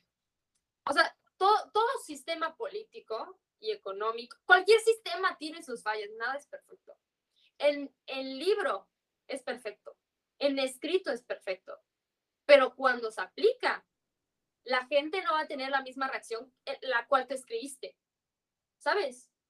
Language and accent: Spanish; Yucatán, Mexico; accent: Yucatecan; yo siento que yo hablo muy fresa para ser yucateca